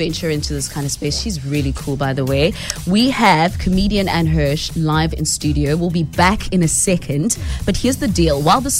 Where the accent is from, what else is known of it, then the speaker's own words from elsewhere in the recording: South Africa; now in Cape Town, South Africa; I'm from the Val, which is like, what, a two-hour drive outside Bloem.